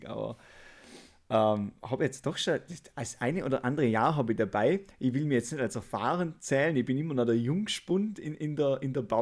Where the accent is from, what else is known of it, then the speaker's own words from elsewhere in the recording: Austria; dass ich kein deutscher Staatsbürger bin. Ich bin ja